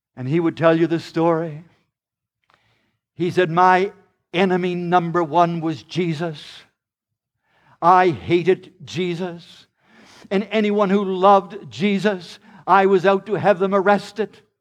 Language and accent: English; Charlottetown, Prince Edward Island, Canada; I am just from Prince Edward Island, Canada. It's only a small province, about a hundred and forty miles long, and there's only about a hundred and forty thousand people of us live there, and, uh, we lived in the poor section of Charlottetown